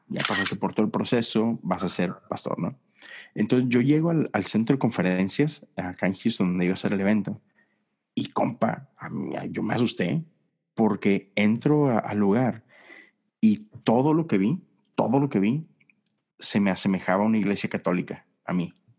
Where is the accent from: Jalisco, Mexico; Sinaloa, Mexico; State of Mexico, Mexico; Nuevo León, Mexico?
Nuevo León, Mexico; Monterrey; now in Houston, United States; nosotros que venimos de Monterrey